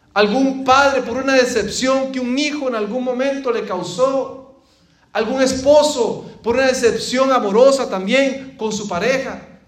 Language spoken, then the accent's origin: Spanish; Costa Rica; moved away; cuando vivía en mi país, Costa Rica